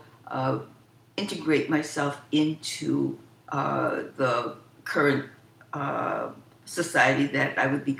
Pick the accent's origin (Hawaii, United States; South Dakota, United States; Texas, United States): Hawaii, United States; I was born in Hawaii